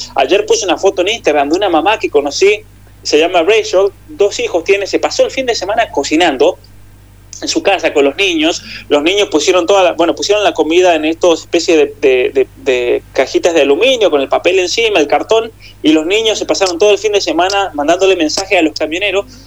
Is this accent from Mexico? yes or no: no; Argentina; now in Canada; aquí somos todos argentinos